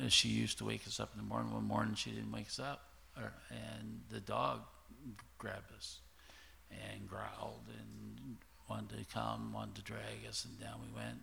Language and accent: English; eastern shore of Nova Scotia, Canada; I grew up in a um, area on the eastern shore of Nova Scotia.